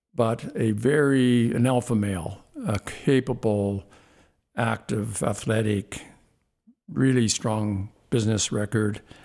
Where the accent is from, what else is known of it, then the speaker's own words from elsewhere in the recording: Saskatoon, Saskatchewan, Canada; growing up in Saskatoon, basically, I'm a little guy from a little place